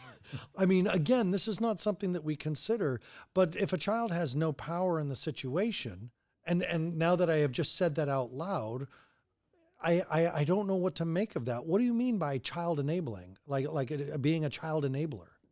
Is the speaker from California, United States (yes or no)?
no; Colorado, United States; I'm from Colorado